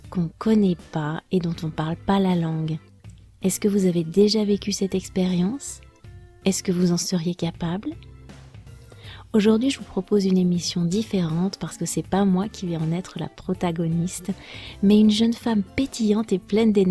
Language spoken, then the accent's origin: French; France; je suis française, prof de français langue étrangère passionnée par les langues